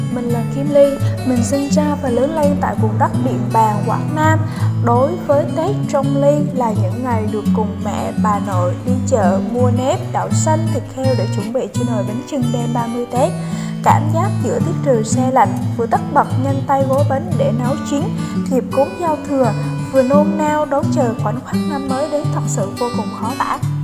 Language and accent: Vietnamese; Tiền Giang, Vietnam; now in Ho Chi Minh City, Vietnam; Quê mình ở Tiền Giang